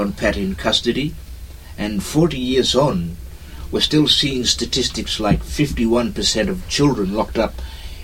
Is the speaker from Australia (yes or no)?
yes; Roebourne, Western Australia, Australia; I'm a songman from Roebourne